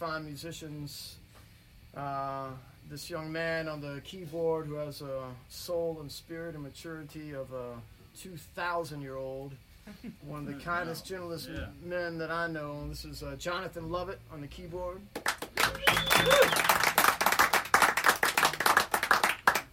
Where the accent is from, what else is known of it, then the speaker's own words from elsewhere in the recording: Florence, South Carolina, United States; also born or lived in New Orleans / New York / Europe; now in Columbia, United States; I'm originally from Florence, South Carolina.